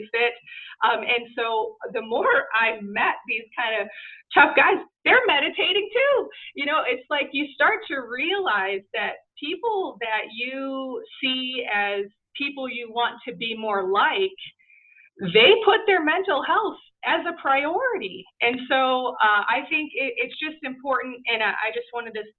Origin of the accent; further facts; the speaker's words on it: Chicago, Illinois, United States; I grew up in Chicago during the 90s